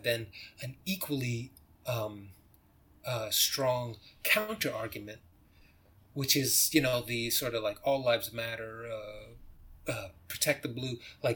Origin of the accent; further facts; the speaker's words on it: United States; I'm an American